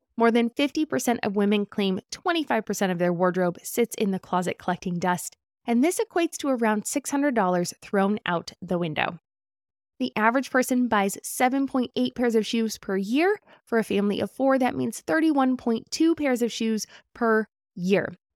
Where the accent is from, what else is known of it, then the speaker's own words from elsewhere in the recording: California, United States; As a Californian